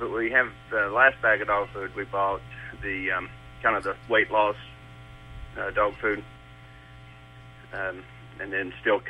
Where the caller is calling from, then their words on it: Georgia, United States; I'm in Georgia.